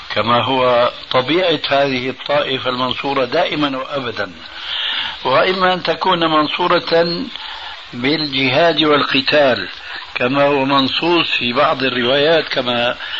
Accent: Damascus, Damascus Governorate, Syria; وأنا سوري دمشقي

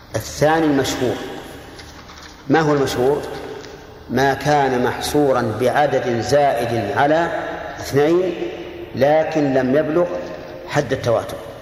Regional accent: Saudi Arabia; هنا عندنا في، في السعودية

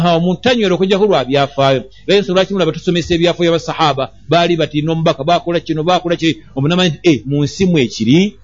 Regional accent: Kampala, Central Region, Uganda; twakula eno yekawempe embogo

